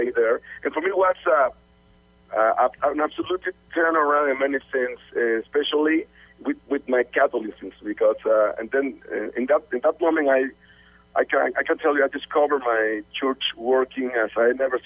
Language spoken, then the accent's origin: English; Costa Rica; English is a second language; moved away as an adult; also born or lived in Mexico; I was born in Costa Rica. I was born in a regular family with my mom and my sister